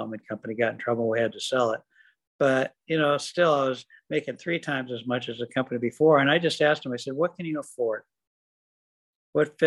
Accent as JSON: {"language": "English", "town": "Seattle", "region": "Washington", "country": "United States", "tie": "born or raised there", "said": "I was raised in Seattle"}